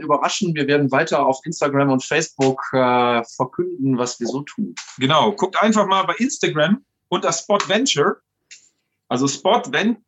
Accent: Landkreis Stade, Lower Saxony, Germany; in Blankreich Stade, wo ich herkomme

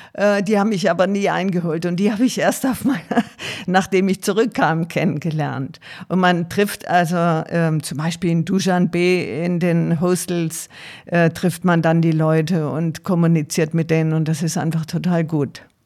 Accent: Tuttlingen, Baden-Württemberg, Germany; Ich komme aus Süddeutschland, aus Baden-Württemberg, bin am Rande der Schwäbischen Alb in Tuttlingen aufgewachsen

